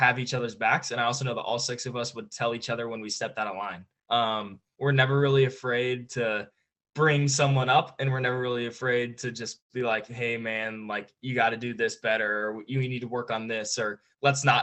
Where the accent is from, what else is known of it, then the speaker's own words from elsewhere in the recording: Franklin, Indiana, United States; play in front of my hometown again